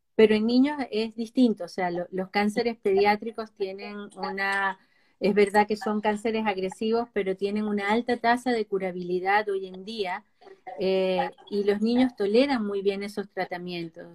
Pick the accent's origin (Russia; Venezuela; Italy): Venezuela; moved away as an adult; now in Chile; soy venezolana de nacimiento, pero nacionalizada chilena con 30 años viviendo en Chile